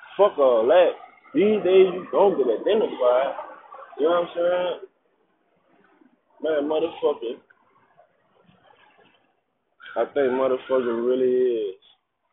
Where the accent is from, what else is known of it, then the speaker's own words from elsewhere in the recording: New Orleans, Louisiana, United States; I'm from New Orleans